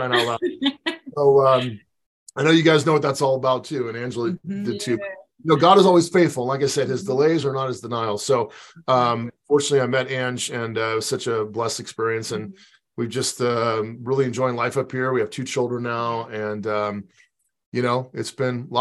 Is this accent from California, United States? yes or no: yes; Pasadena, California, United States; also born or lived in Santa Clara, California; I'm originally from Pasadena, California, cradle Catholic, one of eight kids, big family, had a wonderful childhood there